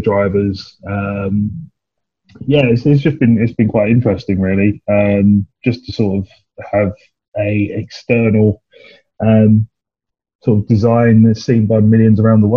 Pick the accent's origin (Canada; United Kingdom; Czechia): United Kingdom; Essex, East of England; I'm from Essex